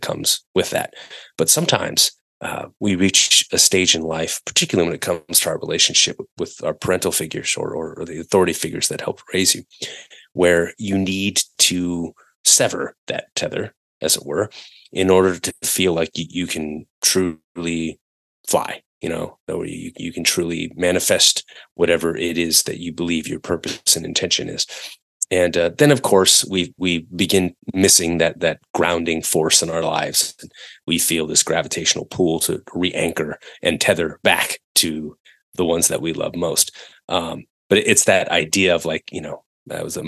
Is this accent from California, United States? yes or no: yes; Northern California, United States; growing up in Northern California